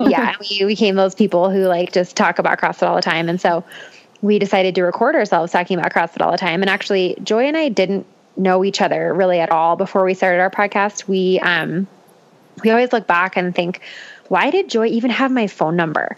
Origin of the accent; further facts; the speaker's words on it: Boulder, Colorado, United States; also born or lived in Longmont, Colorado; I grew up in Boulder. I actually grew up like not even 10 minutes away from where I currently live.